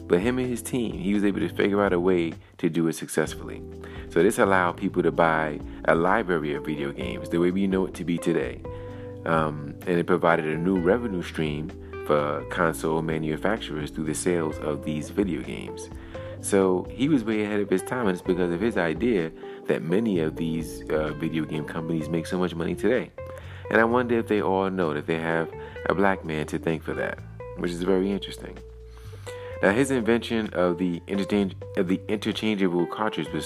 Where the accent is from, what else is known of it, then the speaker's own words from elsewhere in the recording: New York City, New York, United States; my hometown in Brooklyn, New York City.